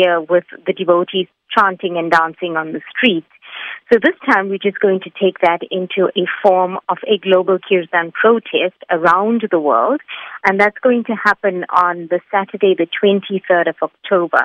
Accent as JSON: {"language": "English", "country": "South Africa", "also_born_or_lived": "Durban", "said": "as South Africans, especially here in Durban"}